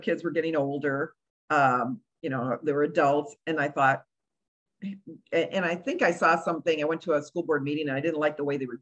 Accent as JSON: {"language": "English", "town": "Chicago", "region": "Illinois", "country": "United States", "also_born_or_lived": "Cuba / Romeoville / Country Club Hills / Boston", "said": "I'm from Chicago"}